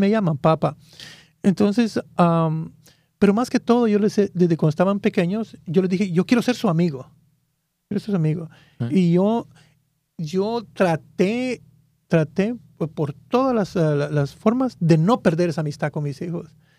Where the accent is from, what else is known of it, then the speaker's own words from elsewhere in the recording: Guatemala; moved away as an adult; now in United States; En ese tiempo era el grupo juvenil allá en mi país. Y, y era, ya era líder también allá en, ese... Ah, me, recuerdo que allá había un grupo que se llamaba Un Millón para Cristo allá en, Guatemala